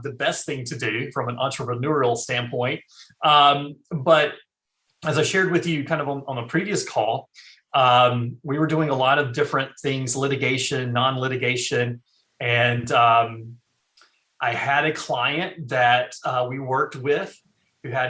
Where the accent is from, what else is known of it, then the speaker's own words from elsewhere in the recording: eastern North Carolina, United States; I actually am originally from North Carolina. Born and raised.